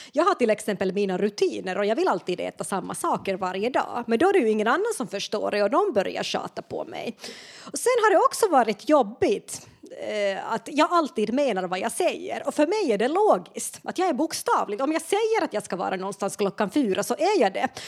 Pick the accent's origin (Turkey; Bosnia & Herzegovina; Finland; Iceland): Finland; moved away as an adult; now in Sweden; jag kommer från Finland och flyttade till Sverige i vuxen ålder